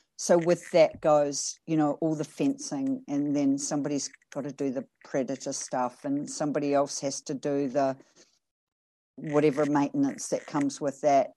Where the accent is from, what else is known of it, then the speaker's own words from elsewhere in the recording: New Zealand; moved away; also born or lived in United States / Canada; I'm a Kiwi, and although I was born in New Zealand, I did live overseas for twenty-five years, and a big portion of that twenty-odd years of that was in the States and in Canada